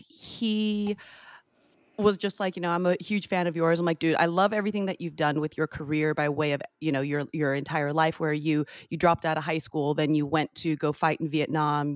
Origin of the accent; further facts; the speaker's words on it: San Jose, California, United States; now in Orlando, United States; Grew up in San Jose.